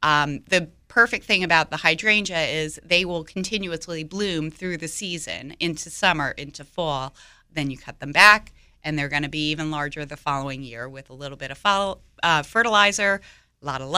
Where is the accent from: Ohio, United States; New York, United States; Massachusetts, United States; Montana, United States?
New York, United States; now in Raleigh, United States; I'm from New York